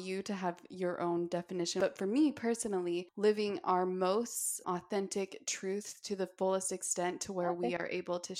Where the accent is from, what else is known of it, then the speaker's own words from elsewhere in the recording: Park City, Utah, United States; because I grew up in Park City.